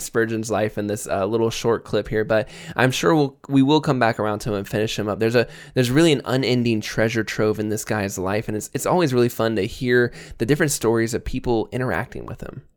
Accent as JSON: {"language": "English", "region": "Florida", "country": "United States", "tie": "born or raised there", "moved": "yes", "said": "I grew up in Florida"}